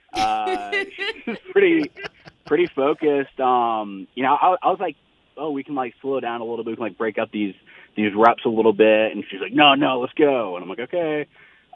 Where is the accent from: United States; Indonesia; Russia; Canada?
United States; Texas; moved away; we're both from Texas